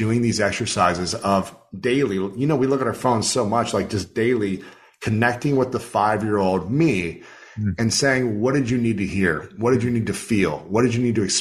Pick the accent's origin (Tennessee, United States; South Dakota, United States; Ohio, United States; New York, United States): Ohio, United States; growing up in Ohio